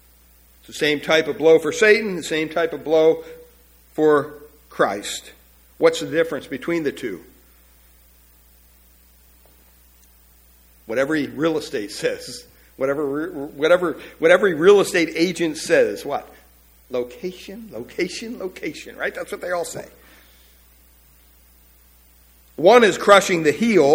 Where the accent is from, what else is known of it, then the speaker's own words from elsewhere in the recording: Pennsylvania, United States; growing up in Pennsylvania